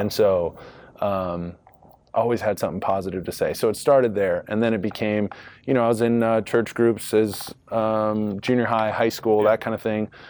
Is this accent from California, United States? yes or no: yes; Rancho Santa Margarita, California, United States; moved away as an adult; also born or lived in Long Beach, California; now in Chicago, United States; Southern California, born in Long Beach, uh, grew up in Orange County, Rancho Santa Margarita, Michigan, Viejo